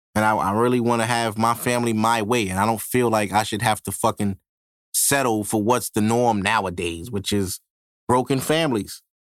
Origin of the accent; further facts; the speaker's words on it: Brooklyn, New York, United States; I've been born and raised in Brooklyn my whole life